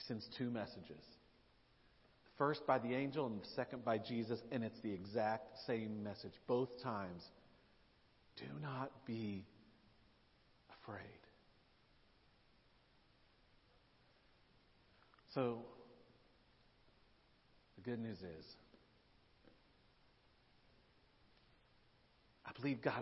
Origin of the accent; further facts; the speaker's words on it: Nashville, Tennessee, United States; moved away as an adult; I grew up in Nashville, lived there for decades.